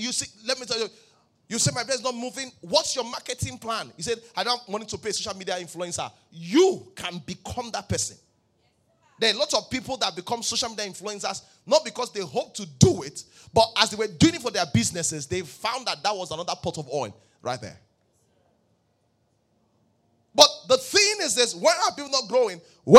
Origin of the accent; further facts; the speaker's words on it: Ibadan, Oyo, Nigeria; born there; Pastor, I was born in Ibadan.